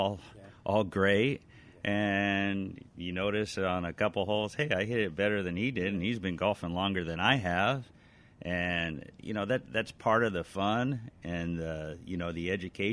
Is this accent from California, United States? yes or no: yes; Alhambra, California, United States; also born or lived in Glendora; now in Whittier, United States; I was born and raised in Alhambra.